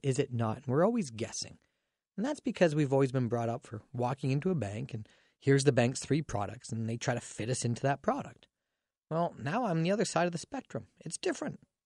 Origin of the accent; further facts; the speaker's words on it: Dorchester, Ontario, Canada; my hometown Dorchester